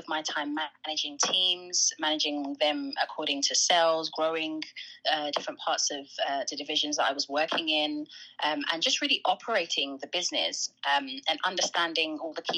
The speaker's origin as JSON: {"language": "English", "region": "London", "country": "United Kingdom", "tie": "born or raised there", "said": "I grew up in London. I grew up specifically in North London, in an area called Tottenham"}